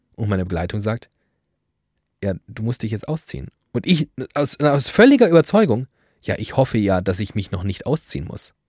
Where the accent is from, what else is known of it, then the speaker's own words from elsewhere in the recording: Frankfurt, Hesse, Germany; Ich komme aus Frankfurt-Sachsenhausen